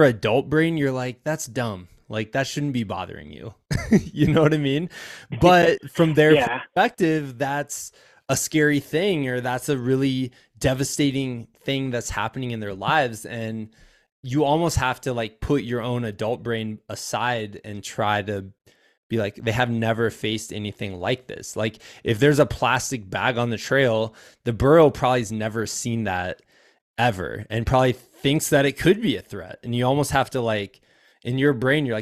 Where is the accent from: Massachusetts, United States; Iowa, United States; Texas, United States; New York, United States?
Iowa, United States; moved away; as a fellow Iowan